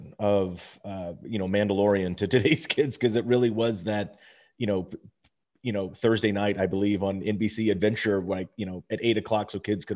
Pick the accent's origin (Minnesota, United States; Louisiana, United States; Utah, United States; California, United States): California, United States; Los Angeles; I'm a Valley kid. So I grew up in the San Fernando Valley.